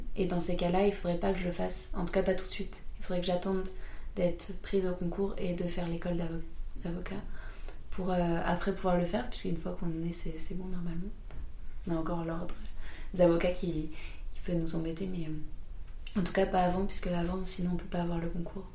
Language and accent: French; France; on a tellement de privilèges en tant que Français